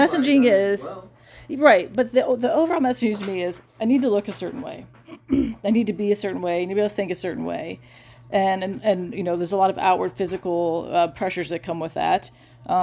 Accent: United States; as an American woman

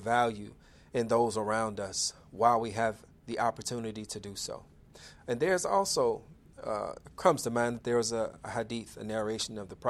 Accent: Chicago, Illinois, United States; my hometown of Chicago, Illinois

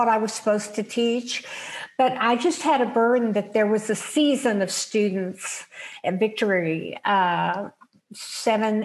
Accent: Oklahoma City, Oklahoma, United States; also born or lived in Tulsa, Oklahoma; I grew up in Oklahoma City

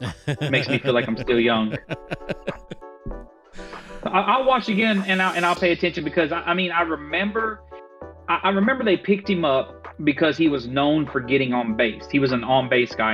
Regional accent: Georgia, United States; We moved here when I was a little lad. I might have been 4, 5, 6, 7, somewhere around there.

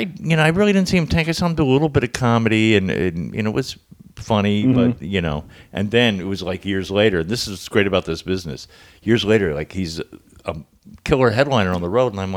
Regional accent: Miami, Florida, United States; moved away as an adult; also born or lived in New York; now in California, United States; I was raised in Miami

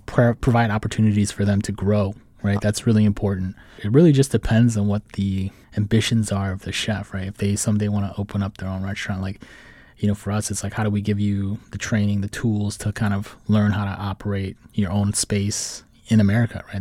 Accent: Saint Paul, Minnesota, United States; moved away as an adult; now in Washington, D.C., United States; I'm originally from, uh, Saint Paul, Minnesota, and I moved out to D C

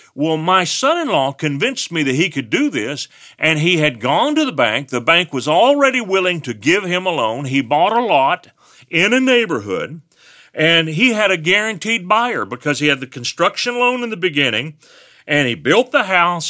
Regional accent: West Texas, United States; I'm from West Texas. I have an accent.

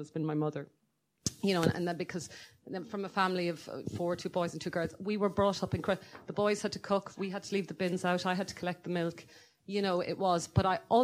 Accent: Ireland; I am so advantaged by being Irish

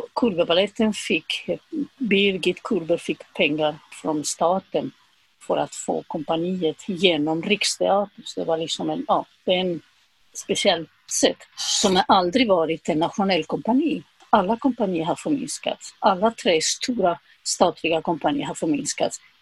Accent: Zaragoza, Aragon, Spain; Swedish is a second language; moved away as an adult; also born or lived in Madrid; now in Sweden; jag åkte tillbaka till, eh, till Zaragoza, min hemstad.

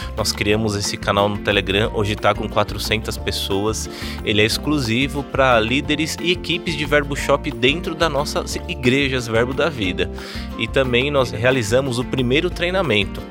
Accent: São Paulo, Brazil; moved away as an adult; now in Campina Grande, Brazil; eu sou de São Paulo, né? Mas já estou há cinco anos em Campina Grande.

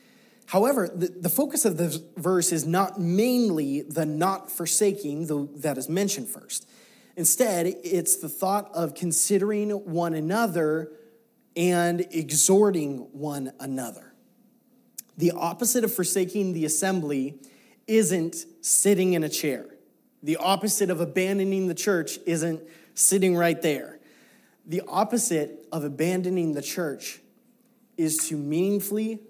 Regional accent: United States

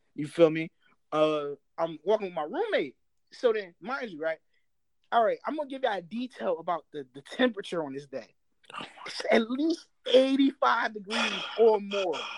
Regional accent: New Jersey, United States; I'm from Jersey.

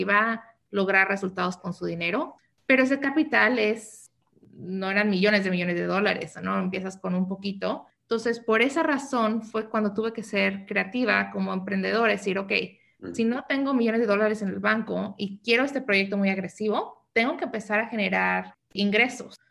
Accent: Mexico City, Mexico; also born or lived in New York / San Diego; now in United States; yo nací en la Ciudad de México, entonces soy chilanga, pero me vine a vivir a Estados Unidos desde muy joven

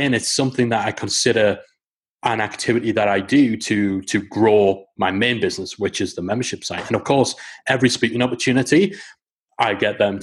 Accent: Newcastle upon Tyne, North East England, United Kingdom; It's in Newcastle upon Tyne. I chose that location because it's my hometown.

